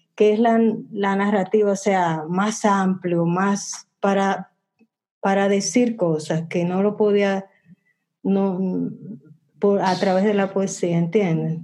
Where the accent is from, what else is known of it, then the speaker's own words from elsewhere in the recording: Dominican Republic; en el barrio donde yo crecí, en el Mirador